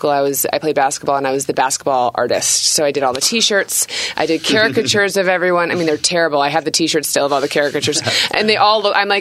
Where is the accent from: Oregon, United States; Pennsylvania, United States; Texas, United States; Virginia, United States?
Texas, United States; Austin; moved away as an adult; also born or lived in Enid, Oklahoma; I'm from Austin, Texas